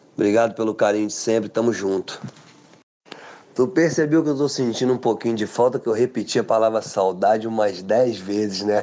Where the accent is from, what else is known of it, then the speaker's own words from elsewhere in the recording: Brazil; Eu como brasileiro